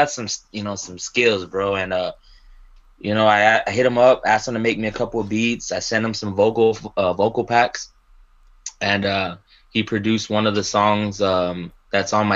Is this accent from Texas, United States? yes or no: yes; San Antonio, Texas, United States; That's San Antonio, Southside San Antonio. I've always been in Texas